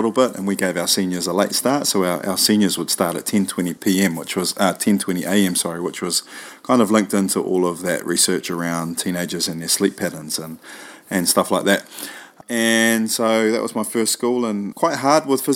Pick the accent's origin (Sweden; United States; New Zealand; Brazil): New Zealand; also born or lived in Auckland / Wellington; I obviously was born and raised in New Zealand. As a youngster, I was in Auckland, then moved to Wellington when I was about 12 years old